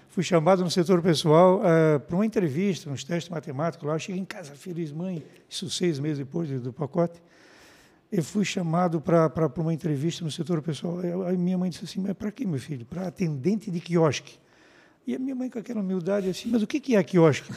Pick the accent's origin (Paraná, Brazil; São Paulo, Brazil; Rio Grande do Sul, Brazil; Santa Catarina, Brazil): Santa Catarina, Brazil; São João Batista; moved away; eu sou um menino que vim lá de São João Batista